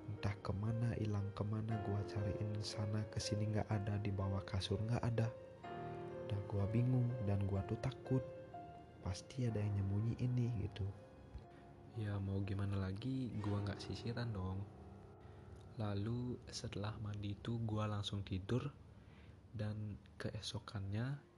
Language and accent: Indonesian; Bali, Indonesia; sebagai orang Bali kan biasanya membanten